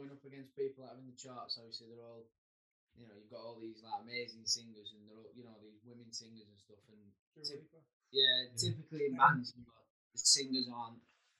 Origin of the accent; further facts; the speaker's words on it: Burnley, North West England, United Kingdom; We are from Burnley